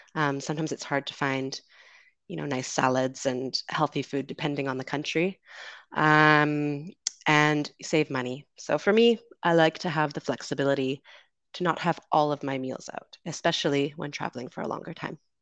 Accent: Canada; I'm from Canada, currently traveling in the Dominican Republic

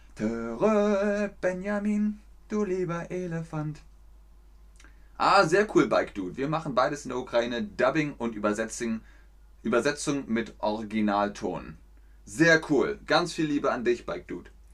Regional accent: Cologne, North Rhine-Westphalia, Germany; accent: Rhenish; ich bin aus Köln, da haben sie gesagt, der rheinische Akzent, der ist ein bisschen zu stark

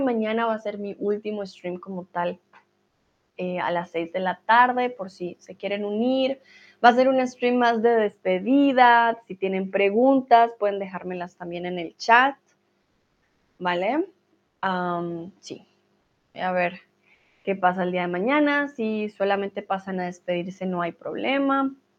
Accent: Colombia

